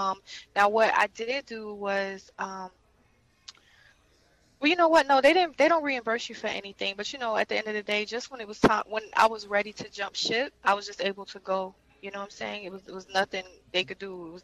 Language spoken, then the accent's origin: English; North Carolina, United States; I come from the great state of North Carolina.